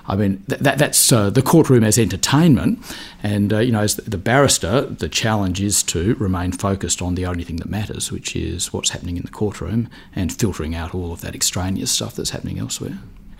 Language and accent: English; Adelaide, South Australia, Australia; moved away as an adult; now in Melbourne, Australia; I did a law degree in Adelaide, which was my hometown, and then I moved to Melbourne